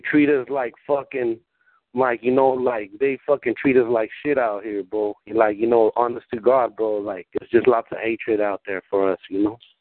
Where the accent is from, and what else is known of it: Watsonville, California, United States; born or raised there; first language Spanish; English is a second language; also born or lived in Guadalajara, Mexico